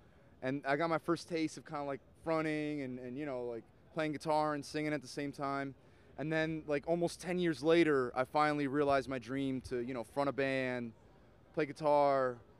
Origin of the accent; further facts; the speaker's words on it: New Jersey, United States; we're fucking Central Jersey boys.